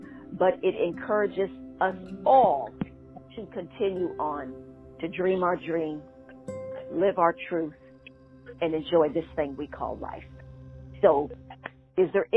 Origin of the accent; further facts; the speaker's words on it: Schenectady, New York, United States; my hometown is being represented